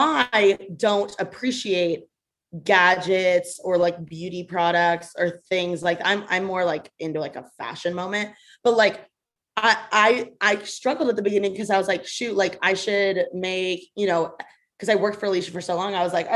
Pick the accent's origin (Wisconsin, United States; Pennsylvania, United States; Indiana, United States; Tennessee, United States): Indiana, United States; Bloomington; now in Los Angeles, United States; I'm from Bloomington, Indiana. I was born and raised there.